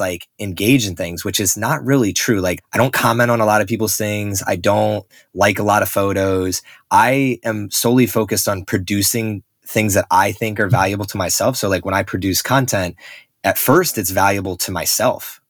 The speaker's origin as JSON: {"language": "English", "region": "Northeast", "country": "United States", "tie": "born or raised there", "said": "where I grew up on the Northeast"}